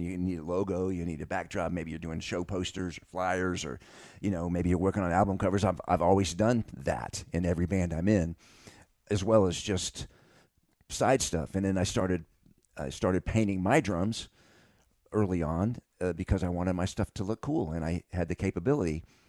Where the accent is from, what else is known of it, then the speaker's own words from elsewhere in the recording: Texas, United States; moved away as an adult; also born or lived in Los Angeles, United States; I'm from Texas